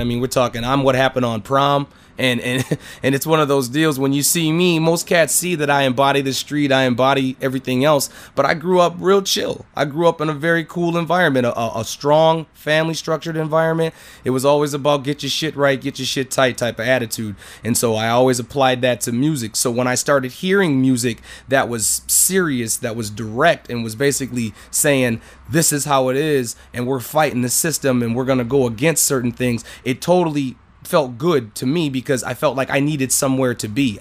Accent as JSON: {"language": "English", "region": "Minnesota", "country": "United States", "said": "I'm from Minnesota."}